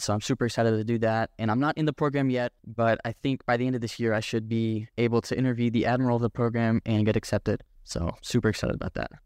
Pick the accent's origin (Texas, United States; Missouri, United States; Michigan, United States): Texas, United States; Boerne; I moved here when I was six years old, and I've lived here ever since